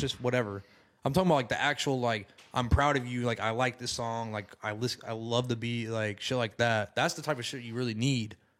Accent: Decatur, Alabama, United States; moved away as an adult; I'm originally from Decatur

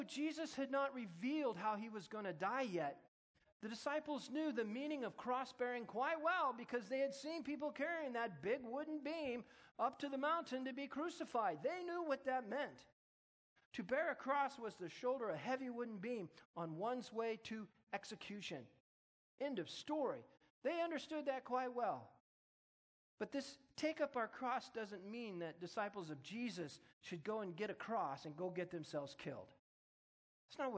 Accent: United States; I'm an American. I'm born in America

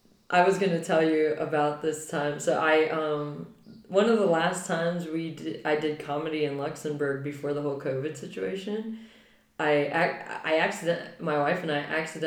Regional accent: California, United States; moved away as an adult; now in Germany; I grew up in California.

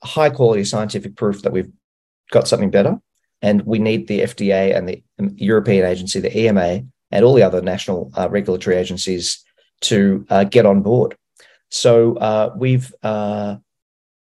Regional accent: Australia; I'm from Australia

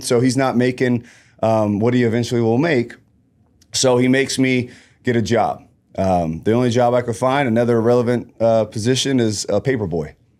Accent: Columbus, Ohio, United States; born and raised in Columbus, Ohio, um, low-income area

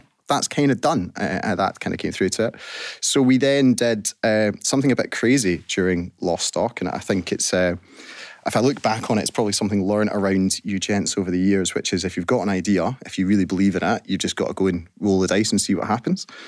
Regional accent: Scotland, United Kingdom; as Scottish people

